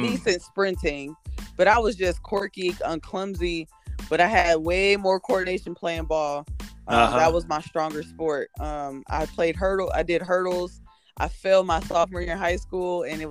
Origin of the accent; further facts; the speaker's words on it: Jackson, Michigan, United States; moved away as an adult; also born or lived in Adrian, Michigan; now in Dallas, United States; I was born and raised in Michigan. I was on the outskirts of Detroit. A lot of people don't know the city. It's called Jackson. Small town. So I grew up there